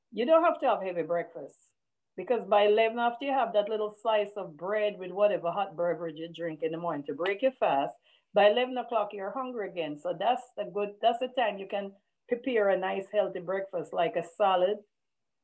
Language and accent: English; Jamaica; as a Jamaican and a West Indian, we also have green boiled banana for breakfast